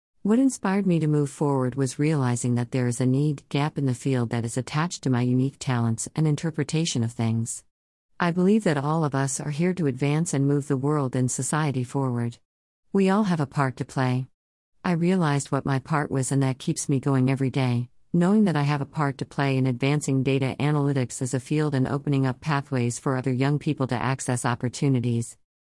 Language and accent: English; Cape Town, Western Cape, South Africa; I was born and raised in Khayelitsha, Cape Town, by a single mother of three girls who mostly sold second-hand clothes to raise us.